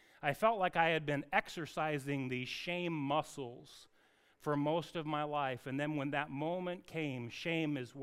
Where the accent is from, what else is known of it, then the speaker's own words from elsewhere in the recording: Anacortes, Washington, United States; I grew up in Anacortes with an Evans family